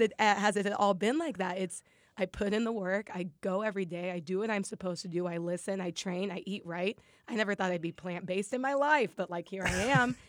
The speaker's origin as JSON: {"language": "English", "town": "Lincoln", "region": "Nebraska", "country": "United States", "tie": "born or raised there", "moved": "as an adult", "said": "Nebraska, yeah, from Lincoln. That's where I'm from. Born and raised, went to college, everything there."}